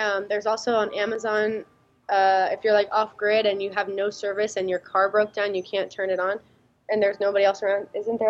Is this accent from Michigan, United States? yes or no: no; Florida, United States; We're not like that ever because we're from Florida.